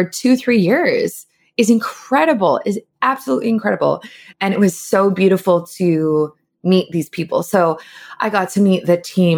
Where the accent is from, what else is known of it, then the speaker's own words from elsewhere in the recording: Canada; as a Canadian